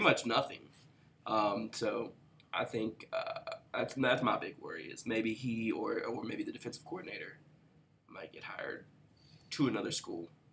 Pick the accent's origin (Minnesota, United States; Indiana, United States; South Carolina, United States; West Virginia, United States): West Virginia, United States; I was from West Virginia